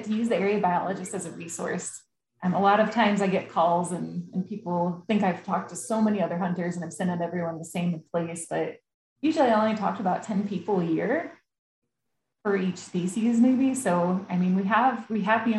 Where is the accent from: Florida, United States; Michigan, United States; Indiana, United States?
Indiana, United States; Fishers; moved away as an adult; also born or lived in Mississippi; now in Nevada, United States; I grew up in Fishers, Indiana.